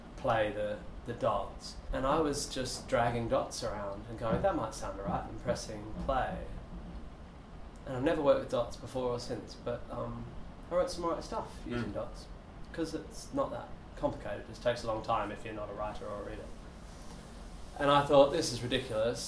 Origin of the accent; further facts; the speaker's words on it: Perth, Western Australia, Australia; also born or lived in Northampton; I was home in Perth by the time I was one.